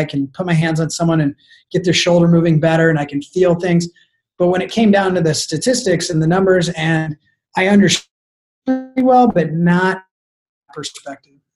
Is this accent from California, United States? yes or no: no; Arizona, United States; moved away as an adult; now in San Diego, United States; I was from Arizona